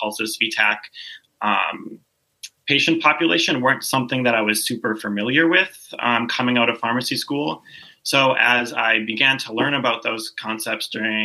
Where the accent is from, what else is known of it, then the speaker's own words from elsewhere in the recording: Duluth, Minnesota, United States; moved away as an adult; also born or lived in Lawrence, Kansas / Springfield, Missouri; now in Sarasota, United States; I was actually born and raised in Duluth, Minnesota